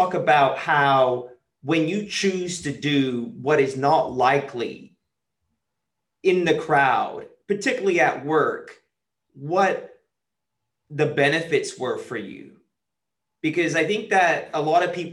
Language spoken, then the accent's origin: English; California, United States; I have a similar history growing up in California on the wrong side of the law